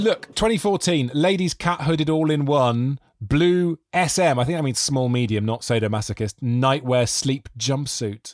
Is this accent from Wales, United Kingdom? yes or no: yes; Monmouth, Wales, United Kingdom; I grew up in Monmouth in South Wales